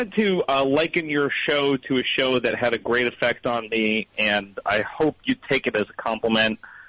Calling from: Phoenix, Arizona, United States; I'm calling from Phoenix.

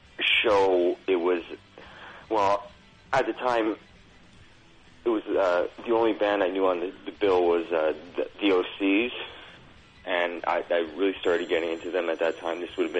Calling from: Toronto, Ontario, Canada; I'm from calling from Toronto.

